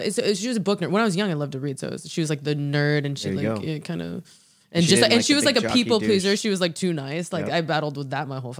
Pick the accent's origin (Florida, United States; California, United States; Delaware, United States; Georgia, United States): California, United States; San Francisco; I'm from San Francisco too.